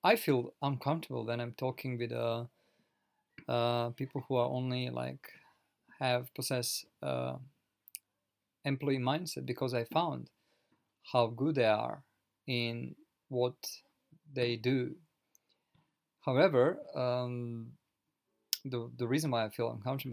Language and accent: English; Croatia; now in Japan; I live currently in Japan originally. I'm from Europe, from Croatia